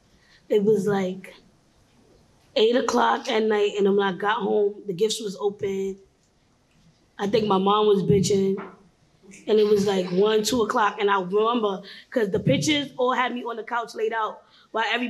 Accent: New York City, New York, United States; now in Atlanta, United States; I was born in Brooklyn

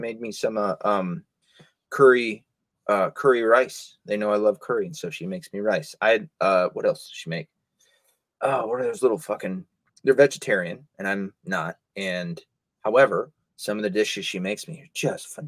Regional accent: the Bible Belt, United States; I was raised in the Bible Belt

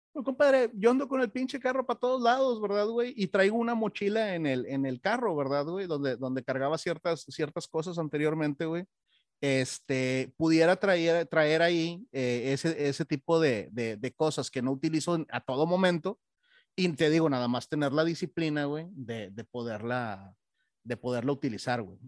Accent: Monterrey, Nuevo León, Mexico; moved away; yo soy de Monterrey

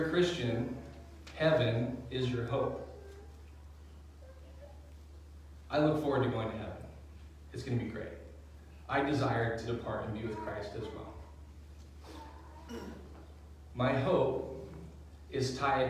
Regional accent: outside of Seattle, Washington, United States; also born or lived in Nine Mile Falls, Washington; I grew up outside of Seattle

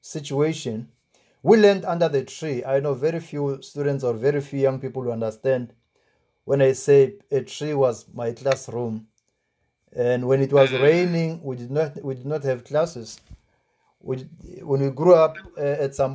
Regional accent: Tzaneen, Limpopo, South Africa; I come from Zangoma village in the Tzaneen area. It's not far from Nkowa Nkowa. That's the village that I came from.

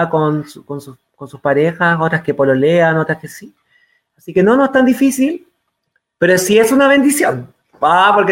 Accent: San Felipe, Valparaíso, Chile; estoy viviendo en el campo y soy del campo de San Felipe, de Yayay, de Catemu, de, eh, de los Andes

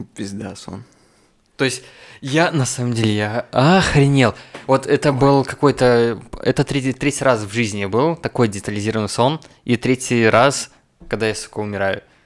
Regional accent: Rogachev, Gomel Region, Belarus; у себя на родине, в Роге, в Рогачеве

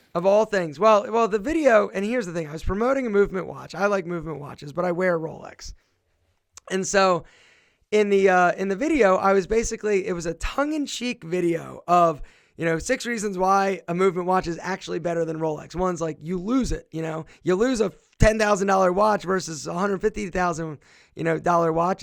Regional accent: Philadelphia, Pennsylvania, United States; now in Marietta, United States; my hometown is Philadelphia

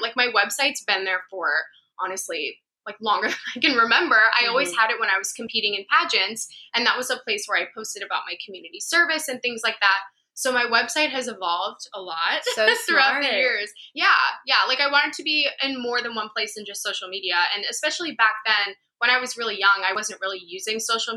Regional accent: Florida, United States; moved away as an adult; also born or lived in Long Island, New York; now in New York City, United States; I grew up in Florida

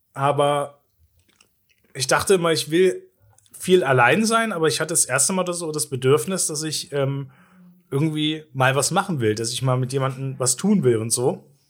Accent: Gera, Thuringia, Germany; als Kind in Gera immer so ein Eiswagen hinterhergerannt

